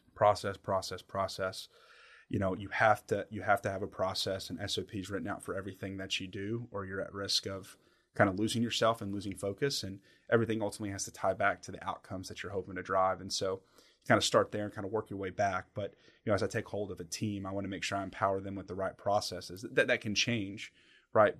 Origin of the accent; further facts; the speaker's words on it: Somerset, Kentucky, United States; also born or lived in Ibiza, Spain; I'm born and raised in, in Somerset and, and, and kinda grew up in the region.